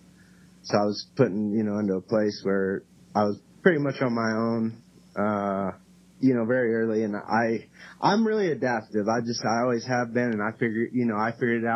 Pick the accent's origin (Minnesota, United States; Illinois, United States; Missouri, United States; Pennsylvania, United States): Missouri, United States; Cape Girardeau; also born or lived in Kalamazoo, Michigan; now in Indianapolis, United States; I'm actually from Cape Girardeau, Missouri. So I'm was born there, and I have lived in Kalamazoo, Michigan, and then from there to Indiana